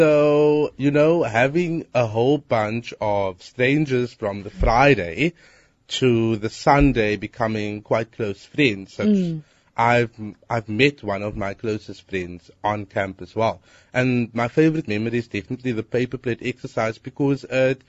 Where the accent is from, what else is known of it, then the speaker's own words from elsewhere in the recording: Cape Town, Western Cape, South Africa; I'm from Hanover Park. I'm 23.